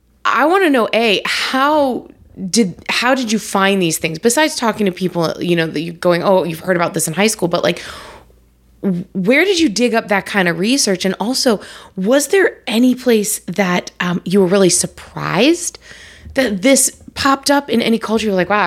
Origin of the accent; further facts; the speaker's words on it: New York, United States; We must have met somewhere. I mean, we grew up in New York at the same time.